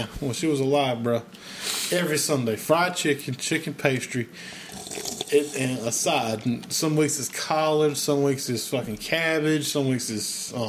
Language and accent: English; the South, United States; I grew up in the South. I grew up country as fuck.